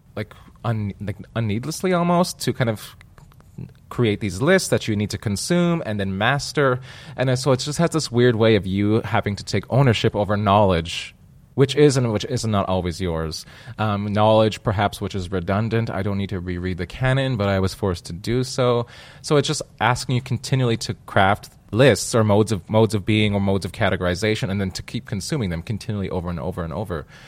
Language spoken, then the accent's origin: English; Manitoba, Canada; I come from Manitoba.